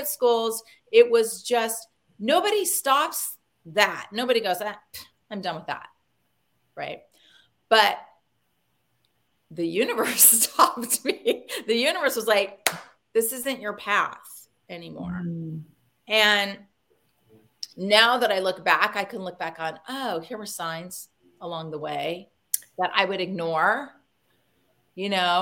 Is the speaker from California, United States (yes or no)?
yes; California, United States; moved away as an adult; we're from California